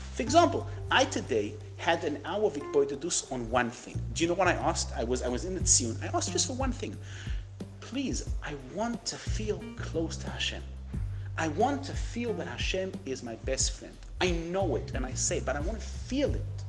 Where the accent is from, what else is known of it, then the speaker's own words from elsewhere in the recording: United Kingdom; I'm British.